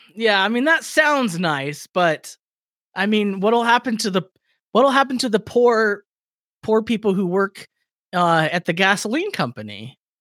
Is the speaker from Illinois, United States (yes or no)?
no; Victorville, California, United States; my hometown